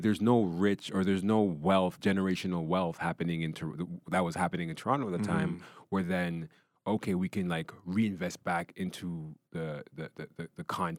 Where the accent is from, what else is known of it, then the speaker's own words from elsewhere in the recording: Ghana; And, you know, I'm Ghanaian, right? So, you know, I'm Ghanaian